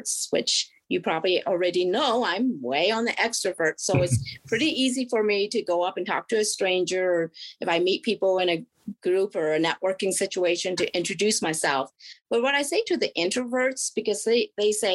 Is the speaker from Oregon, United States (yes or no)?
yes; Oregon, United States; also born or lived in South Korea; I was born in South Korea, and I was adopted when I was 4 years old and then raised in Oregon